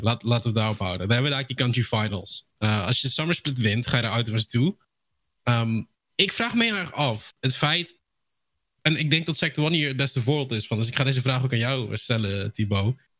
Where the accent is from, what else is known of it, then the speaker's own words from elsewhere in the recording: Netherlands; zelf ben ik een Nederlander